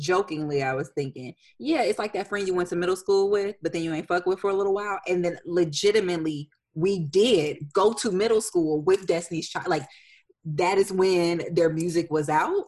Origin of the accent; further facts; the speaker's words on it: Detroit, Michigan, United States; moved away as an adult; also born or lived in Indianapolis, Indiana; now in Nashville, United States; my hometown